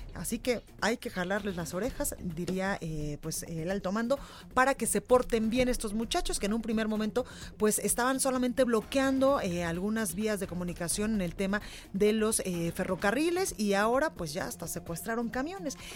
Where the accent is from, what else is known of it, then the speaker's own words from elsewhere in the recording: Guadalajara, Jalisco, Mexico; now in Mexico City, Mexico; en Guadalajara, en mi tierra, en, mi tierra, en la Perla Tapatía